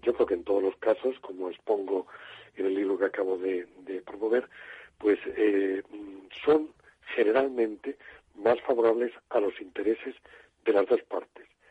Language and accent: Spanish; Murcia, Region of Murcia, Spain; la zona donde yo nací, yo nací en Murcia